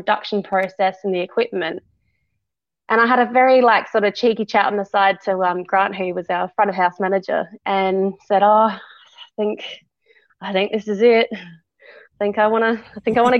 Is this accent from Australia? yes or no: yes; South Australia, Australia; also born or lived in England / Tasmania; moved over here with my family when I was about 4 years old